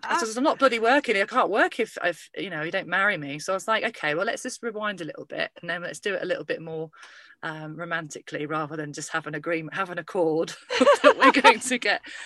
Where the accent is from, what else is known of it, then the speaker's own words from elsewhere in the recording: Lincolnshire, East Midlands, United Kingdom; my hometown